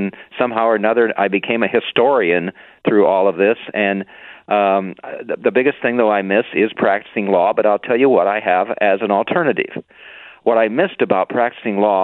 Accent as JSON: {"language": "English", "region": "Indiana", "country": "United States", "tie": "born or raised there", "also_born_or_lived": "Chicago", "moved": "as an adult", "said": "I grew up in Indiana and then went to Purdue University"}